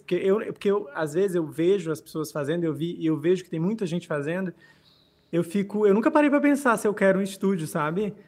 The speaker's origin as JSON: {"language": "Portuguese", "town": "Rio Branco", "region": "Acre", "country": "Brazil", "tie": "born or raised there", "also_born_or_lived": "Rio Grande do Norte", "moved": "yes", "said": "Rio Branco, capital do Acre, eu não sou acreano, mas morei lá durante 18 anos da minha vida"}